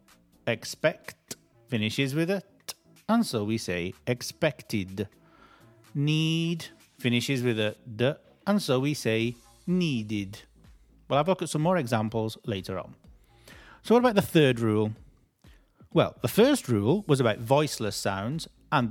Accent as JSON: {"language": "English", "country": "United Kingdom", "said": "as British people"}